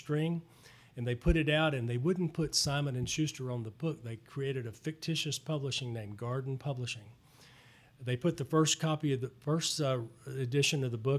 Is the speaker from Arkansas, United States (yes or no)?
yes; Lake Village, Arkansas, United States; also born or lived in Little Rock, Arkansas; people I grew up playing golf with were his cousins, and that his mother was one of my sister's best friends in Lake Village